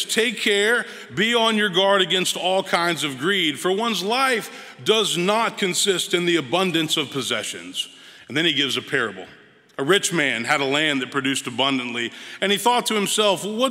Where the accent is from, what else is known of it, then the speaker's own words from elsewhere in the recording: Memphis, Tennessee, United States; moved away; I'm originally from Memphis, Tennessee. Was born and raised in Memphis